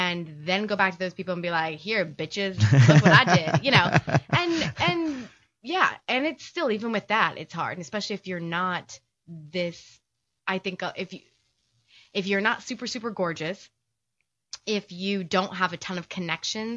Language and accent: English; Missouri, United States; moved away as an adult; also born or lived in New York; I'm from the Midwest, from Missouri